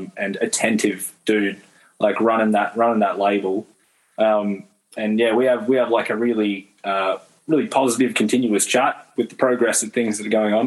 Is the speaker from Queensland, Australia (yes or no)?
yes; Brisbane, Queensland, Australia; born and raised in Brisbane